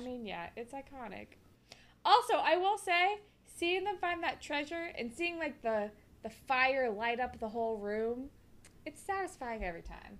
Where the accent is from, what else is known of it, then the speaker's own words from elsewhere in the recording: United States; us as American children